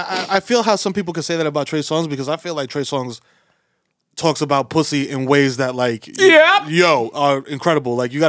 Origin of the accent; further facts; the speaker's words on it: New York City, New York, United States; we're from New York City, dog.